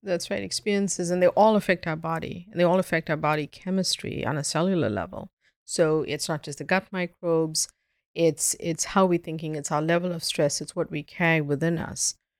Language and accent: English; South Africa; now in Boston, United States; before I moved to Boston, I grew up in South Africa.